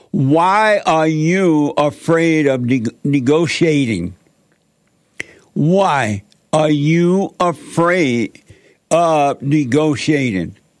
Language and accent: English; Alabama, United States; I grew up down in Alabama, uh, uh, up on a plantation there.